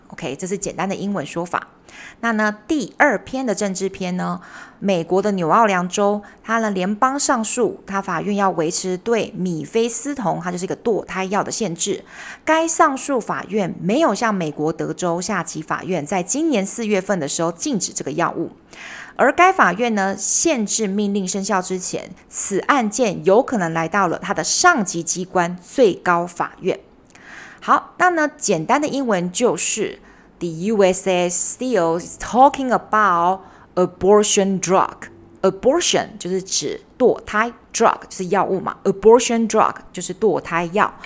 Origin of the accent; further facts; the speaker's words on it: Taiwan; 我们台湾人